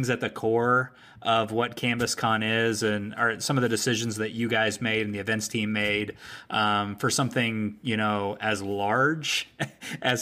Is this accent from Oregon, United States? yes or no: no; Pittsburgh, Pennsylvania, United States; but I'm from Pittsburgh.